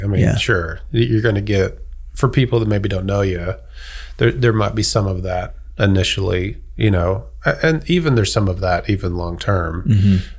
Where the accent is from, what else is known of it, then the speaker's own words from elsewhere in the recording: United States; accent: American; moved away as an adult; now in London, United Kingdom; And so I think people hear my accent. They might just see me as an American